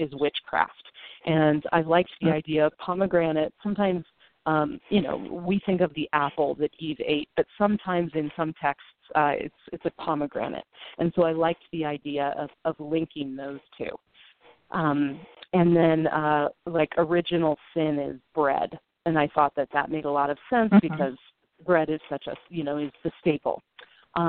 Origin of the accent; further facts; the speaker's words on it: Northern California, United States; now in Brooklyn, United States; I was raised in Northern California